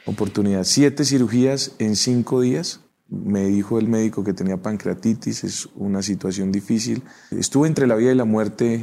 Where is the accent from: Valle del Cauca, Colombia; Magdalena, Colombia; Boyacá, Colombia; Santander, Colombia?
Boyacá, Colombia; Socha; Socha, mi pueblo